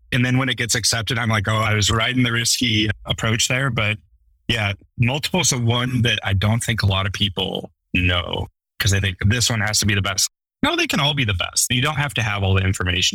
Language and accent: English; Western US, United States; I grew up in the Western US.